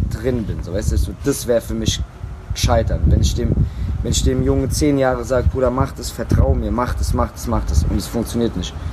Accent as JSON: {"language": "German", "country": "Germany", "said": "bei uns in Deutschland"}